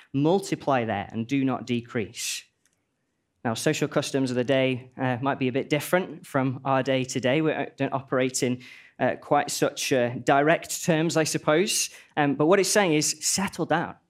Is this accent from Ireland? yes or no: no; Stoke-on-Trent, West Midlands, United Kingdom; moved away as an adult; now in Nottingham, United Kingdom; I'm from a place called Stoke-on-Trent